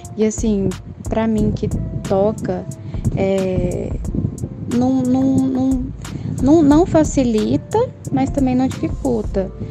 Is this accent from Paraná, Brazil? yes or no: no; Goiânia, Goiás, Brazil; daqui de Goiânia